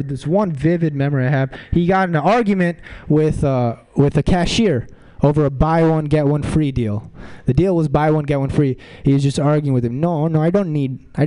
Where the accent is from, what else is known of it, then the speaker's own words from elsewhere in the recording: Mountain View, California, United States; I'm from Mountain View